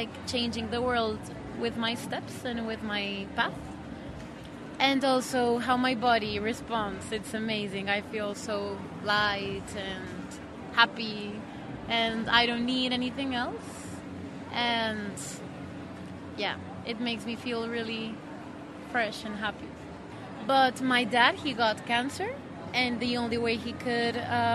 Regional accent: Colombia; moved away; I come from Colombia.

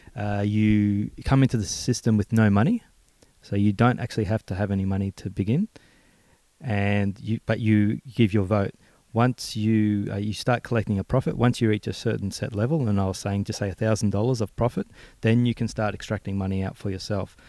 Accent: Melbourne, Victoria, Australia; coming from my hometown back in uh, Braybrook and Maidstone.

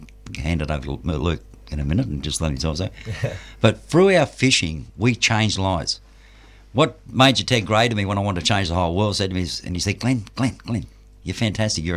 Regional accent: Frankston, Victoria, Australia; I'm from Franganistan. Frankston.

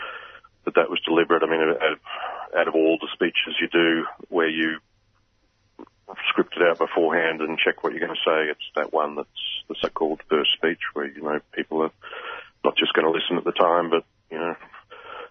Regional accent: Queensland, Australia; as a Queenslander

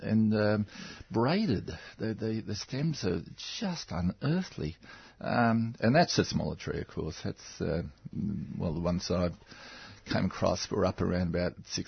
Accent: Victoria, Australia; And I'm from the Dandongs and the mountain ash, the regnans.

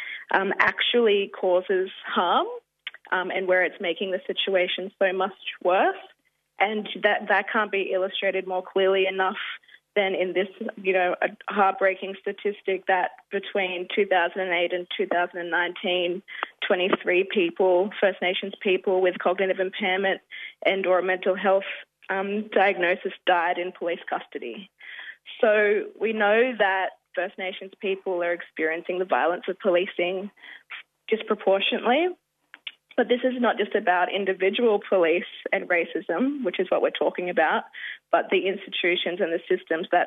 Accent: Rockhampton, Queensland, Australia; also born or lived in Cloncurry / Mount Isa; now in Maroubra, Australia; I'm a Kakatungu and South Sea Islander woman from Queensland. I was born on Dharawal country, now known as Rockhampton

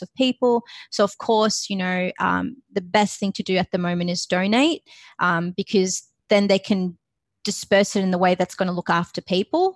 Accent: Lebanon; now in Australia; I grew up in Lebanon

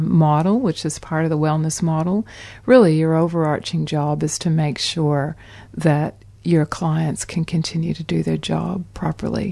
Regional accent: Canada; moved away; in my home country of Canada.

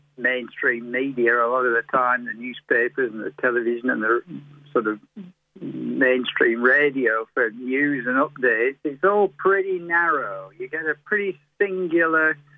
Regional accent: England, United Kingdom; now in Australia; I grew up in England

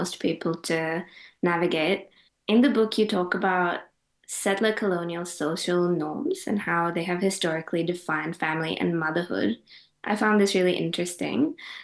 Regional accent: India; now in Australia; I'm Indian

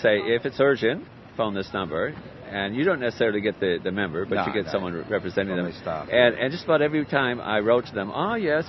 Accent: New York, United States; also born or lived in California; now in Australia; I was born in New York, so the accent's a bit stronger there, and maybe even a little bit Canadian.

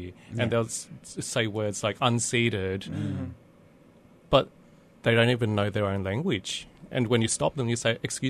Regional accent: Australia; accent: Bogan; first language English; I take English for granted because I grew up primarily in it. Yeah. And that's hence my Bogan accent.

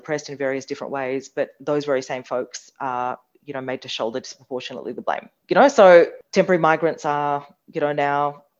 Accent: India; now in Australia; I was born in India.

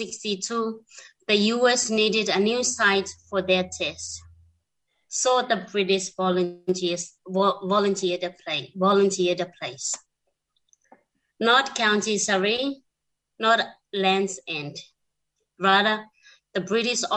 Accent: Kiribati; now in Australia; I'm myself originally from Kiribati and I now reside in Australia

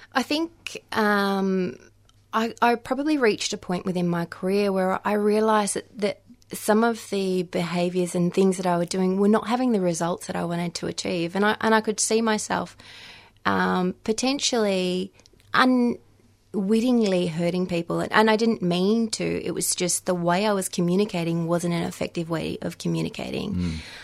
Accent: Victoria, Australia; moved away as an adult; I moved back into my home state, into Victoria

